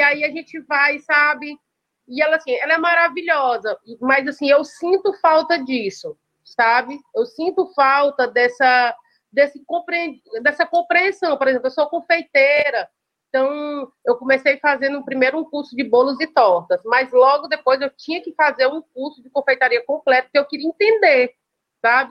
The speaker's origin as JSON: {"language": "Portuguese", "town": "Caucaia", "region": "Ceará", "country": "Brazil", "also_born_or_lived": "Fortaleza", "said": "eu sou de, do Ceará, eu falo de Calcaia."}